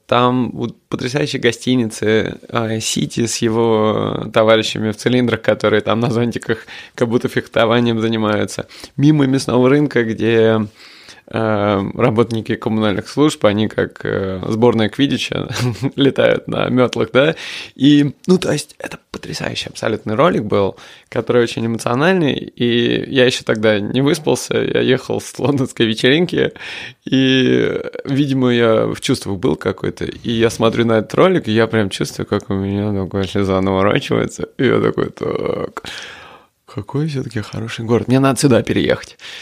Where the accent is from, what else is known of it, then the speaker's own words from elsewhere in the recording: Moscow, Russia; moved away as an adult; now in London, United Kingdom; Я хоть и родился под Москвой и вырос в Москве